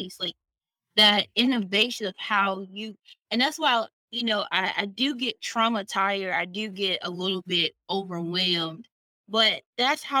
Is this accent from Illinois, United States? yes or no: no; Titusville, Florida, United States; now in Birmingham, United States; I was born in Titusville, I was raised in Titusville, and I grew up in this middle class Black neighborhood